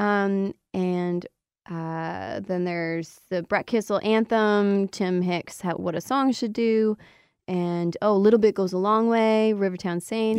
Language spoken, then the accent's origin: English; Windsor, Ontario, Canada; moved away; back in my hometown, Windsor